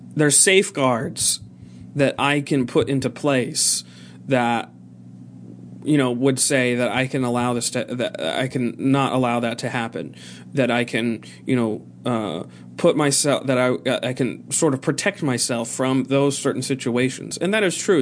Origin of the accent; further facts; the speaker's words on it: United States; we are American